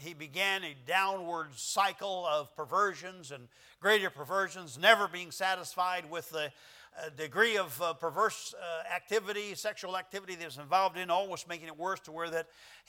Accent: United States

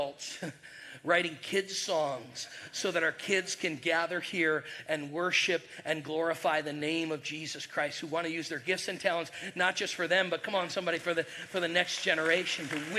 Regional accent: New York, United States; moved away as an adult; also born or lived in Birmingham, Alabama; We're from New York.

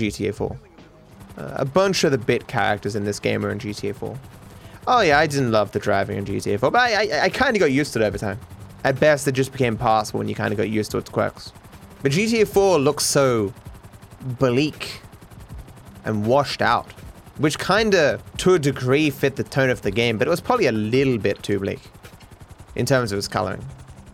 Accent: Australia; being Australian

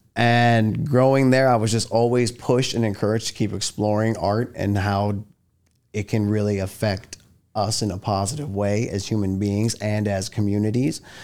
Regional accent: New York City, New York, United States; moved away; I was born and raised in Manhattan, New York.

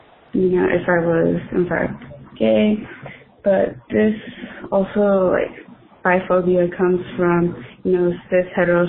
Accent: Los Angeles, California, United States; I am from Los Angeles, California

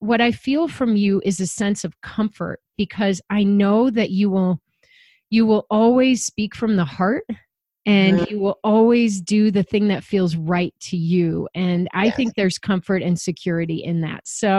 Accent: Illinois, United States; I grew up in the Chicago suburbs with all the privileges and luxuries I needed to do the things I wanted to do to have the success that I've been able to have.

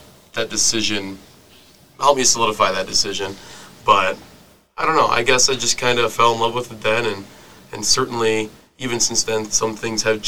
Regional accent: Coleman, South Dakota, United States; Coleman, South Dakota. It's a small town about half an hour south of Brookings

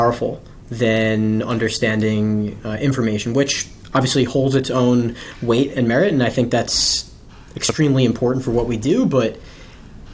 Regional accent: Bellmore, New York, United States; moved away as an adult; also born or lived in Los Angeles; now in Washington, D.C., United States; So I grew up in a town called Belmore

